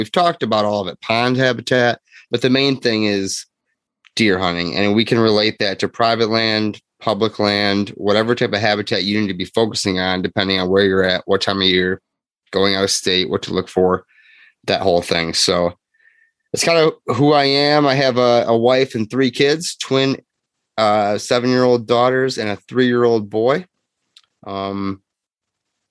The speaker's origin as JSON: {"language": "English", "town": "Grand Haven", "region": "Michigan", "country": "United States", "tie": "born or raised there", "said": "I am 34, Michigan resident, lived here my whole life. Grew up in Grand Haven"}